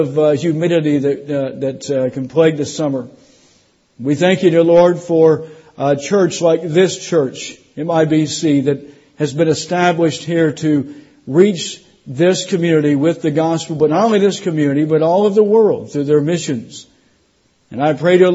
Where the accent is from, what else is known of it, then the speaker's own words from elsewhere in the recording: South Florida, United States; also born or lived in Indiana; now in Tennessee, United States; I grew up in South Florida